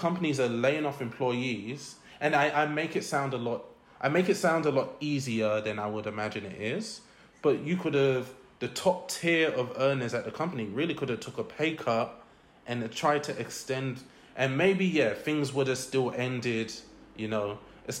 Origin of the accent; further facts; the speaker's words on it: London, United Kingdom; I grew up in East London, in Newham